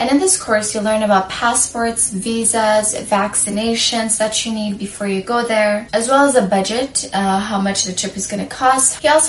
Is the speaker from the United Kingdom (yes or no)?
no; Sudan; moved away; I'm from Sudan, I'm African